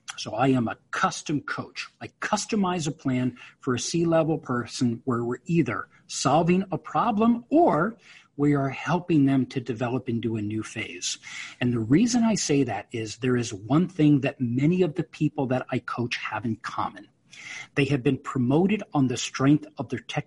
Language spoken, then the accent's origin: English; New York, United States; I'm a New Yorker, and I was a finance major in college